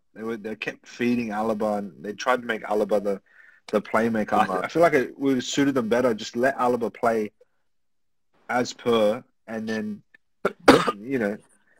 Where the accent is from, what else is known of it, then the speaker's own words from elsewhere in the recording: Sydney, New South Wales, Australia; I'm from Sydney.